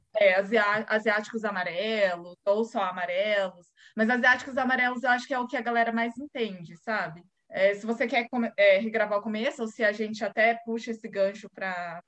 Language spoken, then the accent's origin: Portuguese; Londrina, Paraná, Brazil; sou aqui de Londrina, Paraná